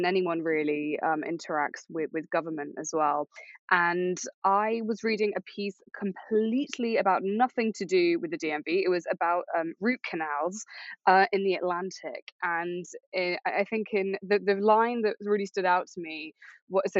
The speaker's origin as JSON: {"language": "English", "country": "United Kingdom", "tie": "born or raised there", "moved": "as an adult", "lives_now": "New York, United States", "said": "growing up in Europe"}